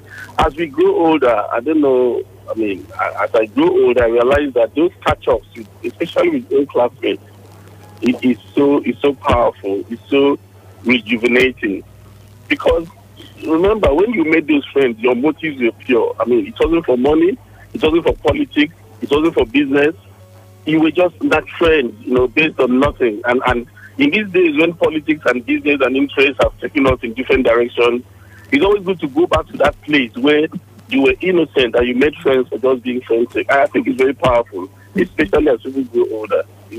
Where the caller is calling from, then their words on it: Lagos, Nigeria; I'm calling from Lekki.